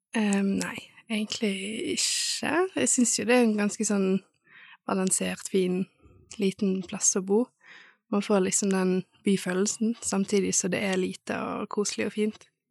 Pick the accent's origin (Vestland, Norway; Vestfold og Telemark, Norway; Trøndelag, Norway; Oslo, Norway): Vestland, Norway; Bergen; moved away as an adult; now in Stord, Norway; jeg er fra Bergen